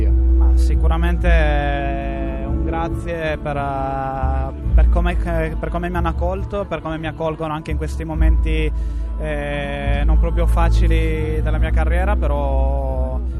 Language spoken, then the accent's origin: Italian; Sardinia, Italy